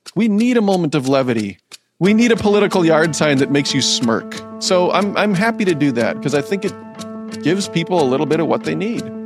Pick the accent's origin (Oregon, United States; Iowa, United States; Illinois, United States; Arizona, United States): Iowa, United States; Decorah; I am born and raised in Northeast Iowa, Decorah